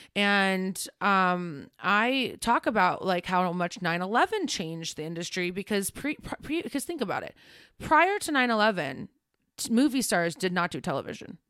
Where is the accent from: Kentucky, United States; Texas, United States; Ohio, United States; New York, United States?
Ohio, United States; I grew up in Ohio.